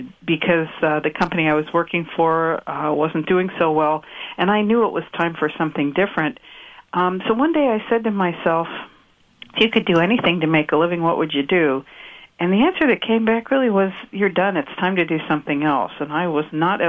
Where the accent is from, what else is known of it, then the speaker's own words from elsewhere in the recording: New York, United States; moved away; also born or lived in Silicon Valley; … and I grew up in New York